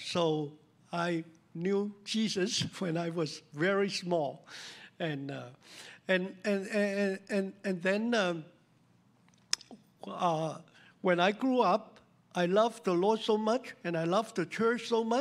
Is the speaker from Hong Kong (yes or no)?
yes; Hong Kong; English is a second language; moved away as an adult; I grew up in Hong Kong, of course, you know, 72 years ago